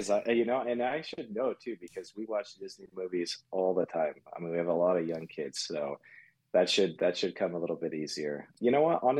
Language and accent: English; Germany; born there; I would probably have to say that I was born in Germany.